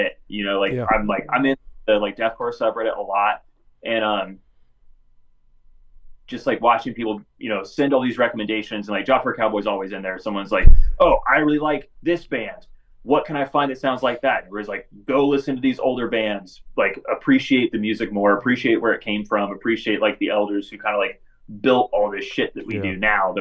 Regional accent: Northern California, United States; I'm from California, like, Northern California

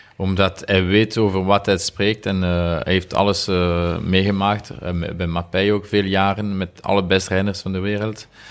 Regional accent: Remouchamps, Wallonia, Belgium; Dutch is a second language; moved away; ik ben van Remouchon en de, de rivier uh, Amblève noemt, ze, is, is daar. Dus als jonge gast, we gingen altijd vissen

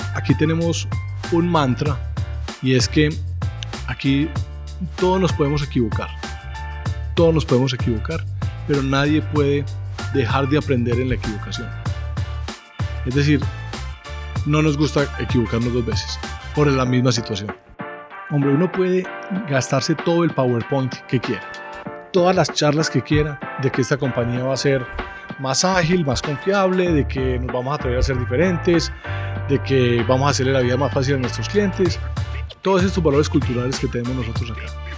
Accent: Medellín, Antioquia, Colombia; soy estudiante del Colegio Gimnasio Los Alcázares en Medellín

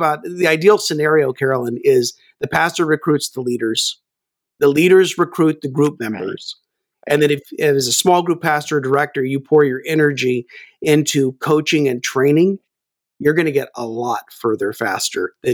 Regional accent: Kansas, United States; Well, actually, I'm, I grew up in Kansas, so I really have no accent.

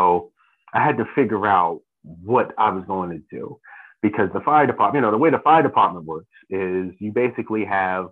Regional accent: Jersey City, New Jersey, United States; born and raised in Jersey City, love my city.

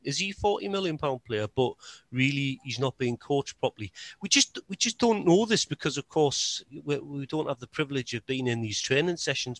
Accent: Newcastle upon Tyne, North East England, United Kingdom; as a Geordie

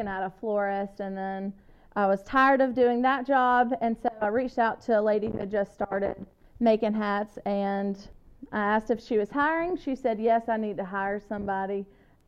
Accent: Mississippi, United States; moved away as an adult; also born or lived in Wyoming; move back to my hometown where I never thought I'd live

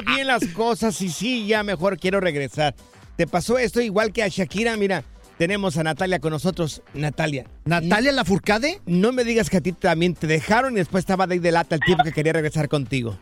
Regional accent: Jalisco, Mexico; yo soy del estado de Jalisco, soy de un ranchito que se llama Miraplanes

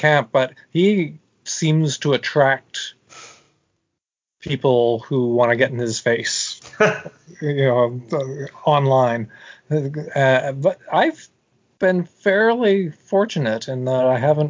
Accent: Canada; accent: Canadian; moved away; Since I come from Canada

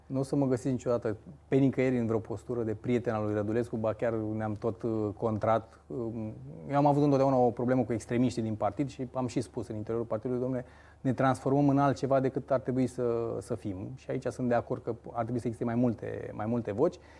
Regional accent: Focșani, Vrancea County, Romania; sunt din Focșani

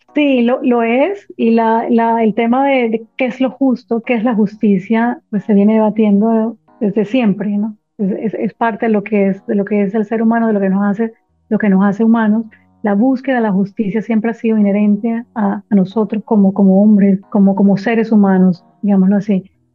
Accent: Barranquilla, Atlántico, Colombia; moved away as an adult; now in Washington, United States; Soy barranquillera, nací, crecí eh, en Barranquilla, mis padres ambos barranquilleros.

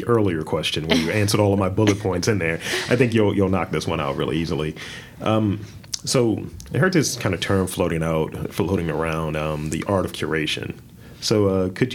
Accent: Baltimore, Maryland, United States; I'm from Baltimore

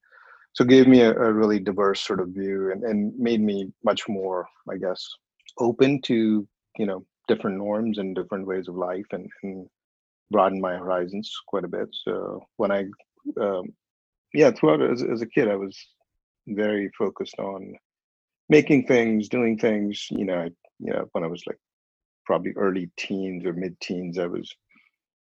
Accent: Bhopal, Madhya Pradesh, India; moved away as an adult; now in United States; I was born in a small town, small by Indian standards, and in population 3 or 4 million people. So it's all relative, I suppose, called Bhopal

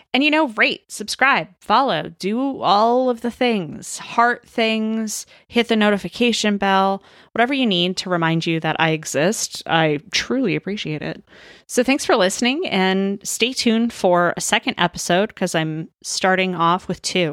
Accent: Maryland, United States; moved away as an adult; also born or lived in Northern Florida; now in Southern California, United States; I'm from Maryland originally

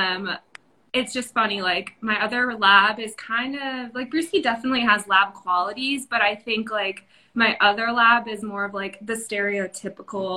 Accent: New England, United States; moved away as an adult; now in San Diego, United States; I am from New England, and I recently moved to San Diego probably 6 years ago

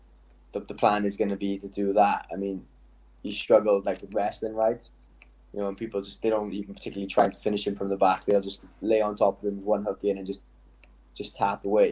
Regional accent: Welsh, Wales, United Kingdom; we're Welsh

